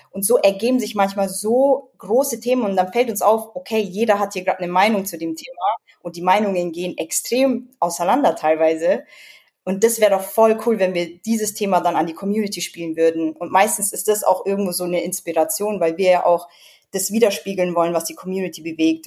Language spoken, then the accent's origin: German; Edling, Bavaria, Germany; accent: Bavarian; also born or lived in United States; ich komme aus Bayern